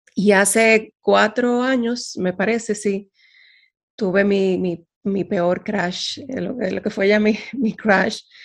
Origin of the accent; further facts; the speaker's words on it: Dominican Republic; moved away as an adult; now in Netherlands; Yo soy dominicana, eh, y resido actualmente en Holanda, con muchos años viviendo fuera de República Dominicana